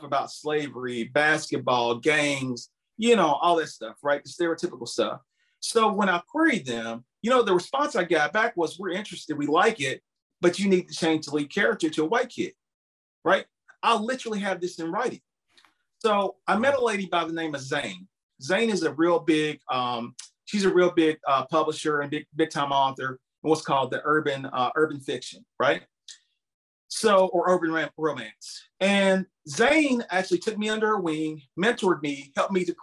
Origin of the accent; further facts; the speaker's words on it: Campbellsville, Kentucky, United States; I'm from a little small town. It's called Campbellsville, Kentucky